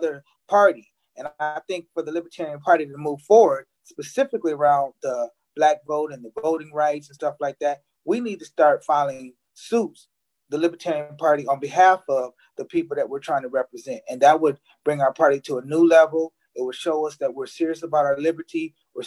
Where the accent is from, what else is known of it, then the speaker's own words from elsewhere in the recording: Aurora, Illinois, United States; Was born and raised in Illinois